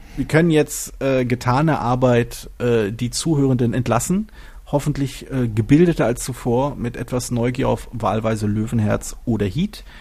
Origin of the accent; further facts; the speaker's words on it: Berlin, Germany; ich bin halt Berliner äh, und, und zwar halt geborener Berliner